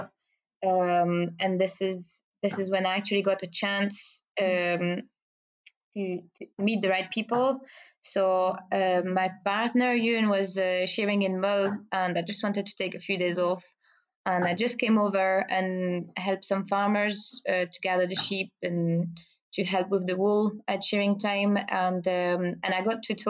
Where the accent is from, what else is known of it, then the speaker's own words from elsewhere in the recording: Belgium; first language French; English is a second language; moved away as an adult; now in Biggar, United Kingdom; I speak French and I come from Belgium